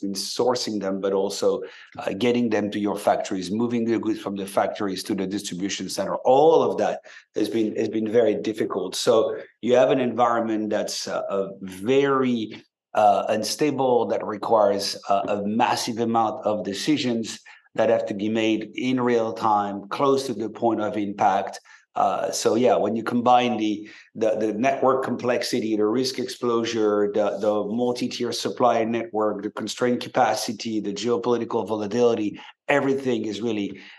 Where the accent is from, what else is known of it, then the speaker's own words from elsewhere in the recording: France; moved away as an adult; now in San Francisco, United States; you may hear a bit of an accent because I grew up in France and moved to the US about 20 years back.